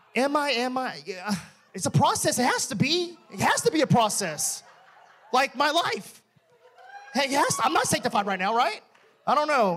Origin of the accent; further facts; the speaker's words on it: Texas, United States; I'm from Texas